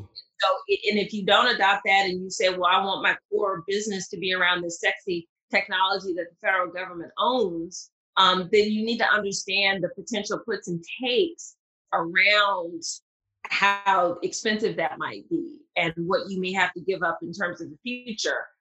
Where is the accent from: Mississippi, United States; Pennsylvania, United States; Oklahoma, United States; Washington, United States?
Mississippi, United States; accent: southern; moved away; I am originally from Mississippi, and even though I don't hear my southern accent, whenever I hear playback, it's pretty pretty pronounced